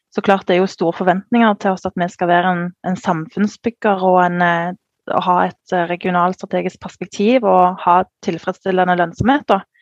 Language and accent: Norwegian; Sandnes, Rogaland, Norway; jeg kommer jo fra Sandnes, som er en liten sted utenfor Stavanger